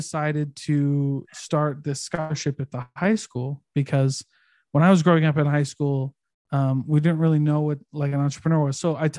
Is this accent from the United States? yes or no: yes; Midwest, United States; Like my hometown, when I was growing up in the Midwest, my hometown, the average income in my hometown was like 30 or 40K.